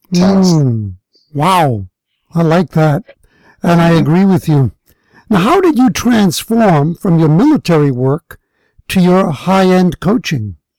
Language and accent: English; New York, United States; I grew up in New York, and I grew up there during the time that Malcolm X was alive